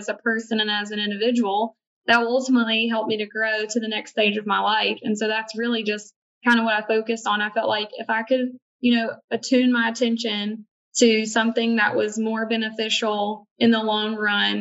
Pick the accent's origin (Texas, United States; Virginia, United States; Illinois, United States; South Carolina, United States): Virginia, United States; now in Charleston, United States; I was originally from Virginia